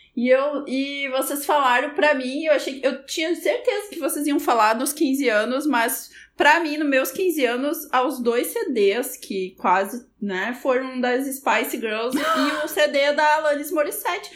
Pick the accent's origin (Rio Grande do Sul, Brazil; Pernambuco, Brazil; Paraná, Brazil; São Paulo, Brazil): Rio Grande do Sul, Brazil; also born or lived in Tapera; na minha adolescência eu morava em Rio Parque, que é uma cidade pequena aqui do Rio Grande do Sul